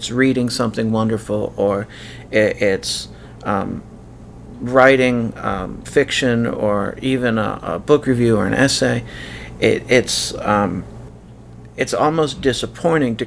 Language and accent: English; United States; moved away; As an American living abroad